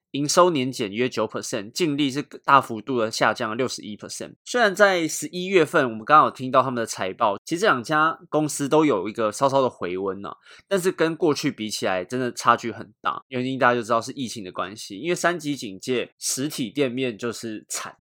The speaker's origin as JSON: {"language": "Chinese", "country": "Taiwan", "said": "我们台湾人"}